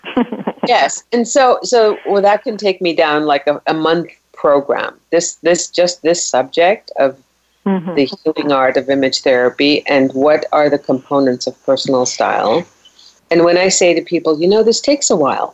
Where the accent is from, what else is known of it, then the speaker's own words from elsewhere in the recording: Germany; moved away; being a Persian girl, you know, in the 60s growing up in Germany